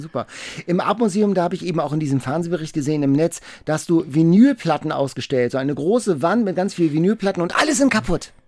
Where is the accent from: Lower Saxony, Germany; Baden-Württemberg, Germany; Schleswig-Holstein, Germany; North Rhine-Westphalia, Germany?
Schleswig-Holstein, Germany; Lübeck; ich komme aus Lübeck